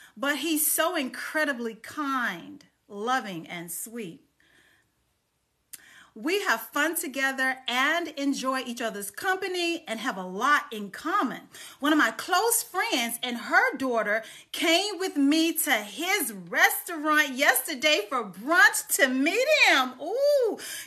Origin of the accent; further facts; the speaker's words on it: Dallas, Texas, United States; now in Charlotte, United States; I am in my hometown of Dallas, Texas